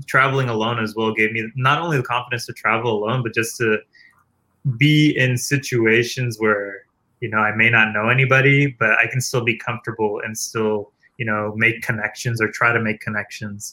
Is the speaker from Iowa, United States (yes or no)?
no; East Palo Alto, California, United States; I'm from East Palo Alto